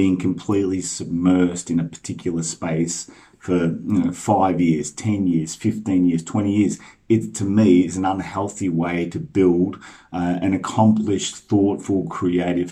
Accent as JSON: {"language": "English", "town": "Melbourne", "region": "Victoria", "country": "Australia", "tie": "born or raised there", "said": "I grew up in the same street as Windy Hill"}